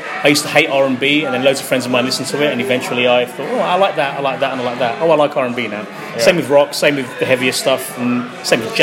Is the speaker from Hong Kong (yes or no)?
no; London, United Kingdom; I'm not from the United States. I'm from East London.